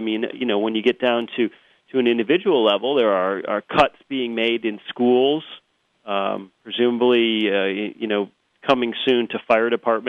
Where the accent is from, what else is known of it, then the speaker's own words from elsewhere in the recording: California, United States; also born or lived in Washington; I worry about my home state.